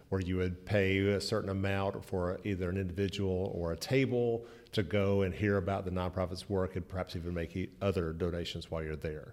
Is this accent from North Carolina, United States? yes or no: no; Birmingham, Alabama, United States; I am delighted to be here in my hometown of Birmingham, Alabama